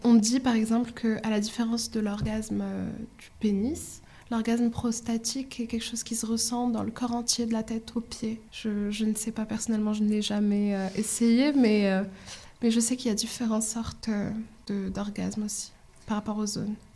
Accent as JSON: {"language": "French", "country": "Morocco", "tie": "born or raised there", "moved": "as an adult", "lives_now": "France", "said": "j'ai grandi au Maroc jusqu'à mon bac. Je suis arrivée ici pour euh, mes études supérieures"}